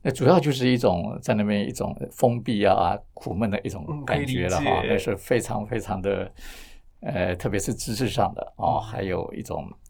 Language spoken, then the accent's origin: Chinese; Matsu, Lienchiang County, Taiwan; moved away; 我都是把这个呃马祖当做我的故乡嘛，就是原乡，